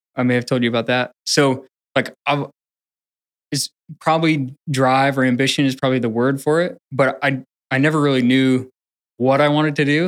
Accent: Portland area, Pacific Northwest, Washington, United States; born or raised there; also born or lived in Upper Michigan / Greensboro, North Carolina

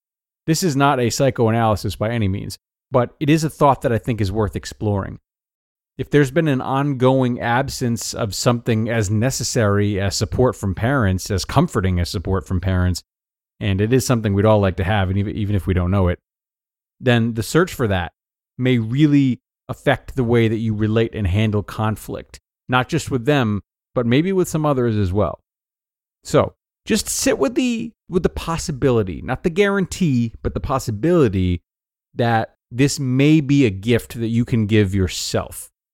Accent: Deep South, United States; I was raised in the Deep South and raised Republican by parents who are very passionate Republicans.

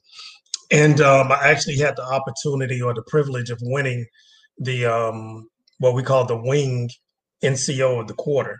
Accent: Atlanta, Georgia, United States; also born or lived in Miami, Florida; I'm actually born and raised in Atlanta. I'm what's called a Grady baby, native Atlantan

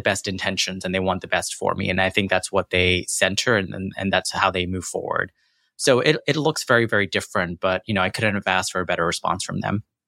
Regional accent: Corsicana, Texas, United States; born or raised there; accent: American; also born or lived in London, United Kingdom / Jackson, Mississippi / New York

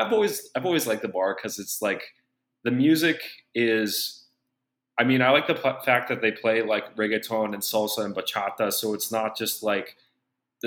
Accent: United States; I'm from America

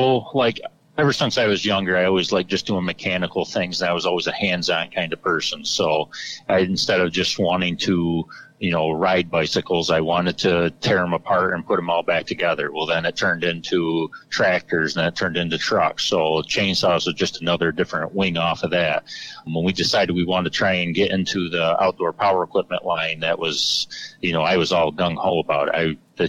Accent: New York, United States; as John said. I am from Central New York.

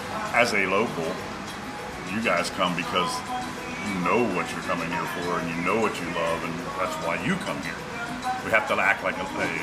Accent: Alabama, United States; I'm from Alabama and listen, I listened to the podcast.

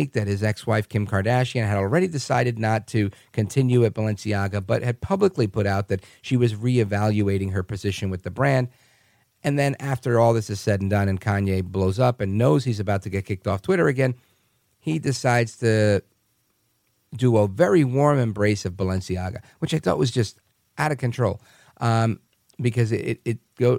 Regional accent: New York City, New York, United States; now in New Jersey, United States; My parents are born in Puerto Rico. I was born in Brooklyn, New York, live in the suburbs in Jersey now, 4 miles outside of Times Square

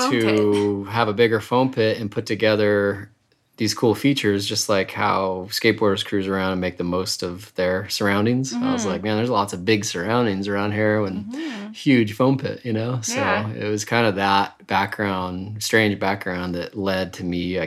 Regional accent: Salt Lake City, Utah, United States; I grew up, born, raised in Salt Lake City, in the avenues above downtown

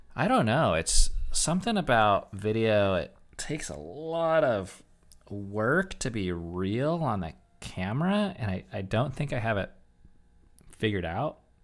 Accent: United States; as an American

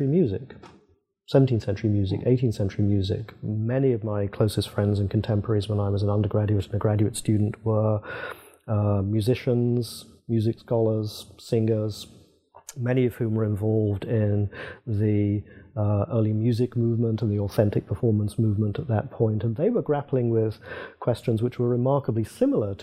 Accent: England, United Kingdom; moved away as an adult; also born or lived in Princeton, United States; I was British rather than English

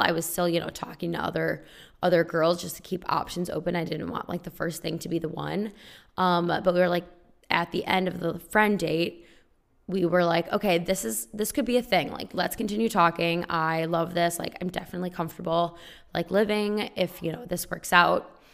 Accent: small town four hours west of Chicago, Illinois, United States; moved away as an adult; also born or lived in Champaign-Urbana, Illinois; now in Los Angeles, United States; I am originally from a small town four hours west of Chicago. And then I went to college in state

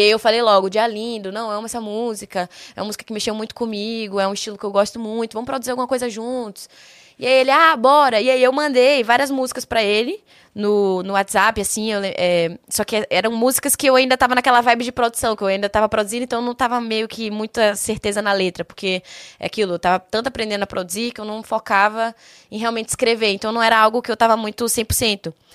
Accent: Salvador, Bahia, Brazil; also born or lived in São Paulo; now in Curitiba, Brazil; Sou de Salvador, Bahia

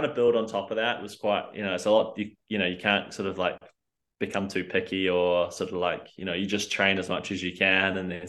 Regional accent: New Zealand; I guess I was not born in New Zealand, but I'm definitely a Kiwi through and through.

